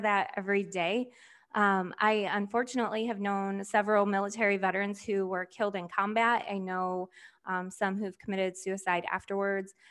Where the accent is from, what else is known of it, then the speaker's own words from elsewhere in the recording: rural Michigan, United States; also born or lived in Flint, Michigan; then we moved to a rural area of Michigan, pretty much in the country, um, called Bertrand, Michigan.